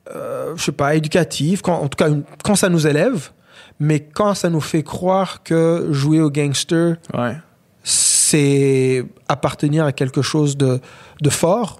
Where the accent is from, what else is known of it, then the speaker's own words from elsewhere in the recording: Rwanda; also born or lived in Africa; now in Quebec, Canada; Je suis un Québécois aujourd'hui, mais je suis aussi Rwandais.